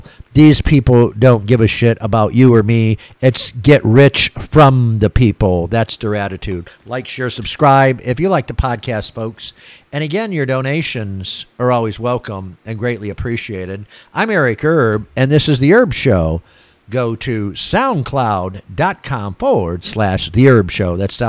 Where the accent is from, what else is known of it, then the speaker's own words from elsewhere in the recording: Michigan, United States; now in Florida, United States; I see it up here in my old home state. You know, I was born and raised in Michigan.